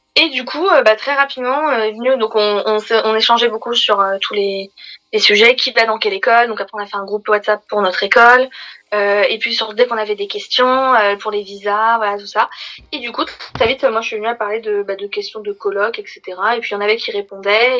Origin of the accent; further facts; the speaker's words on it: Paris, Île-de-France, France; En tant que parisienne